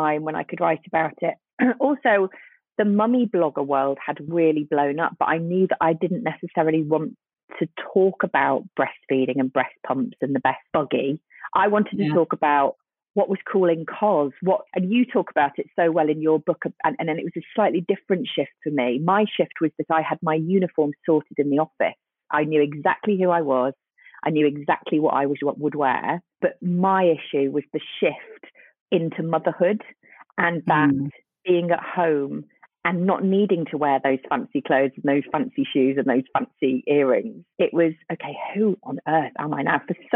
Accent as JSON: {"language": "English", "town": "Birkenhead", "region": "North West England", "country": "United Kingdom", "also_born_or_lived": "Newcastle", "moved": "yes", "said": "I'm from the northwest of England. I'm from Birkenhead"}